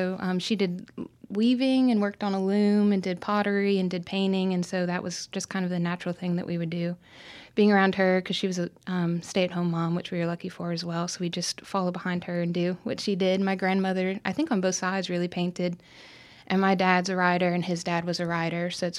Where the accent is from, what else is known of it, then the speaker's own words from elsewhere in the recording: Tallahassee, Florida, United States; also born or lived in Richmond, Virginia / Norfolk, Virginia / Newport News, Virginia / Little Rock, Arkansas; I was born in Richmond, Virginia, and I lived in a couple places, including Norfolk and I think Newport News. Before kindergarten and around first grade, we lived in Little Rock for a year. Then I grew up mostly in Tallahassee, Florida, North Florida